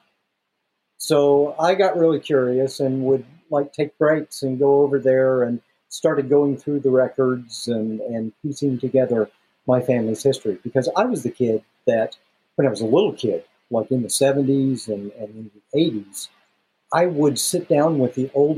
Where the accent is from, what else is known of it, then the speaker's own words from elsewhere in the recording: Kansas City, Missouri, United States; I was born and raised in Missouri, in the Kansas City area